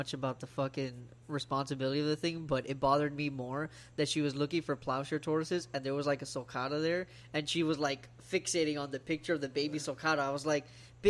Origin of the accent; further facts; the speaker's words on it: South Florida, United States; I am from South Florida.